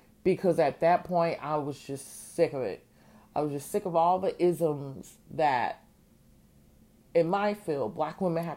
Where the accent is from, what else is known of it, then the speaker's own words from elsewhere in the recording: Georgia, United States; moved away as an adult; also born or lived in Chicago; Georgia born, Georgia bred, Georgia returned.